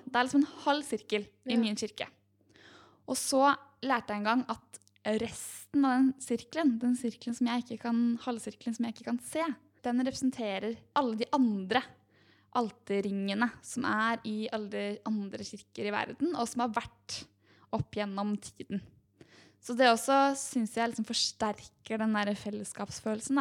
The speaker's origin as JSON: {"language": "Norwegian", "country": "Norway", "said": "vi her oppe i mm. trygge Norge"}